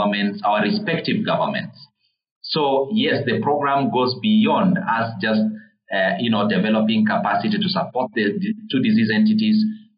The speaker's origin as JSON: {"language": "English", "country": "Uganda", "tie": "born or raised there", "moved": "yes", "lives_now": "Kenya", "said": "I grew up in Uganda. I know how Uganda is"}